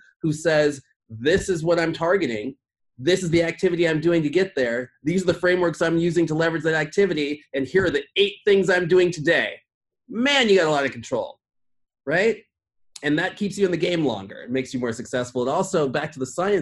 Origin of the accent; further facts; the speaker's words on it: Midwest, United States; I grew up in the Midwest